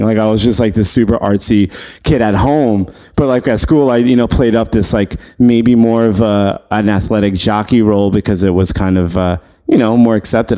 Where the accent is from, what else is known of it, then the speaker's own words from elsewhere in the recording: New York City, New York, United States; also born or lived in LaGrangeville, New York / Poughkeepsie, New York; I grew up in Flushing, Queens